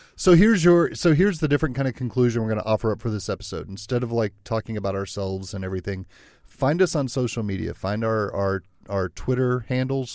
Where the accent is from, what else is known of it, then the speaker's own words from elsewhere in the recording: South Texas, United States; moved away; I grew up in South Texas